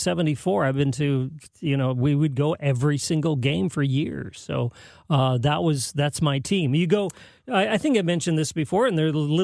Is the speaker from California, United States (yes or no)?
yes; San Jose, California, United States; moved away as an adult; now in St. Louis, United States; my hometown